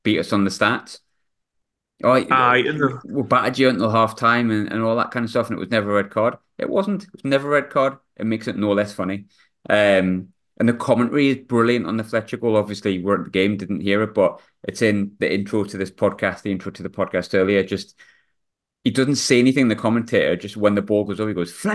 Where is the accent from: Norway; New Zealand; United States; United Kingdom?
United Kingdom; Sunderland, North East England; also born or lived in South Shields; I was born in Sunderland, like, sort of spent my early days in Southwick, but went to school in my teenage years in South Shields in the mid-90s